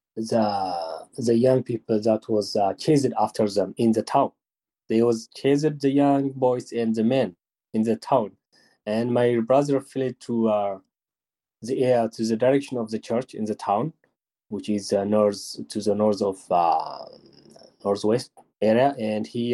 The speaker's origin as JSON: {"language": "English", "town": "Mahbere Dego", "region": "Tigray", "country": "Ethiopia", "tie": "born or raised there", "said": "I am born and raised in Mahabharadegwa."}